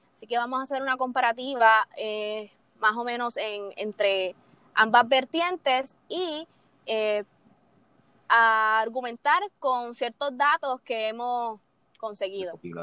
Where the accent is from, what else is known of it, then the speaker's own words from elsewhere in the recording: Puerto Rico; somos ciudadanos americanos, eh, básicamente Puerto Rico